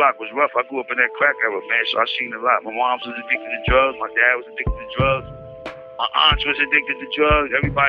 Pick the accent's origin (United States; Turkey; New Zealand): United States; New York City, New York; Also known as … Harlem bound, Harlem bred, born and raised, through and through.